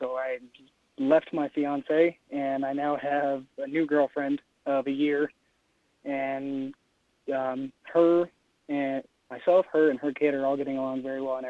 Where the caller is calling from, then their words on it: Denver, Colorado, United States; I'm calling from Denver, Colorado.